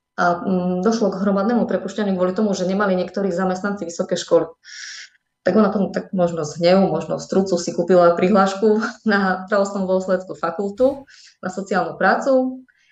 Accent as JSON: {"language": "Slovak", "town": "Medzilaborce", "region": "Prešov Region", "country": "Slovakia", "tie": "born or raised there", "also_born_or_lived": "Humenné", "moved": "yes", "said": "Potom sa odsťahovali rodičia do Medzilaboriec. No a v som strávila celé svoje detstvo, mm, chodila som tam aj na strednú školu"}